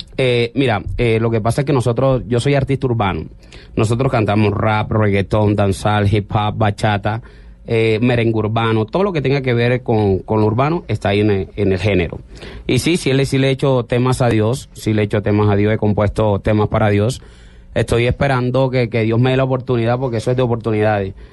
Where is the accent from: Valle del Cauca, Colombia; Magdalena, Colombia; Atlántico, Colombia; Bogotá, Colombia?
Magdalena, Colombia; Santa Marta; yo soy Samario. Samario. Más costeño